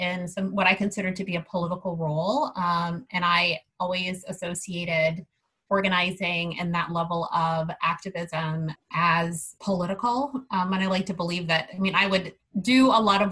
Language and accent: English; Minneapolis, Minnesota, United States; also born or lived in Columbus, Ohio; I've been tied to Minneapolis since I was very young. I moved here from Columbus, Ohio, when I was about 6 years old